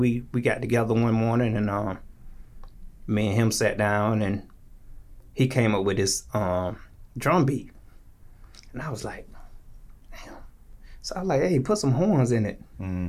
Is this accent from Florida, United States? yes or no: yes; Tallahassee, Florida, United States; also born or lived in Jacksonville, Florida; I'm from Tallahassee. Gotcha. Okay. Yeah, born and raised.